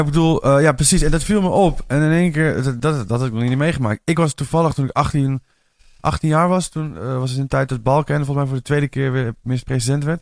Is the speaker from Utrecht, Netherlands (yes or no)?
yes; Amersfoort, Utrecht, Netherlands; moved away; Ik kom uit Amersfoort oorspronkelijk